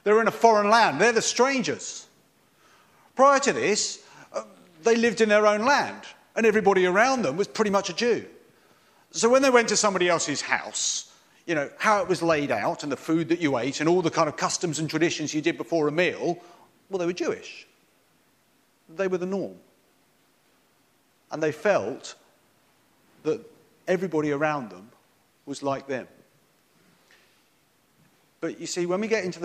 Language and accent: English; Lingfield, England, United Kingdom; I came from Limfield. As you heard, I grew up here.